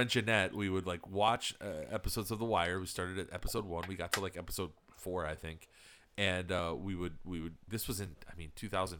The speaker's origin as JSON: {"language": "English", "region": "New York", "country": "United States", "tie": "born or raised there", "said": "Like, growing up in New York, the thing was, like, if you're Puerto Rican, everybody thinks that you're hiding a fucking knife or a blade on you somewhere."}